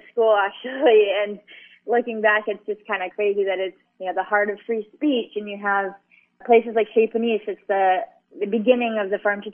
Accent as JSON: {"language": "English", "region": "Hawaii", "country": "United States", "tie": "born or raised there", "moved": "as an adult", "said": "when I was growing up in Hawaii"}